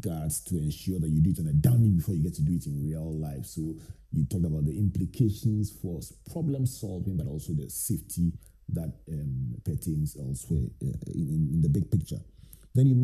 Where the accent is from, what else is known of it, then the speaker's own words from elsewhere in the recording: Takoradi, Western Region, Ghana; when I was growing up in Takoradi with my favorite family doctor, Dr. Deka